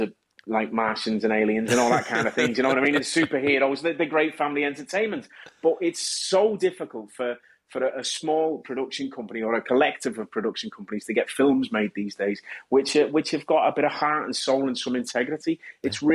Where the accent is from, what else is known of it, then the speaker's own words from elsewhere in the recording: Kirkby, North West England, United Kingdom; as a kid, growing up in Kirby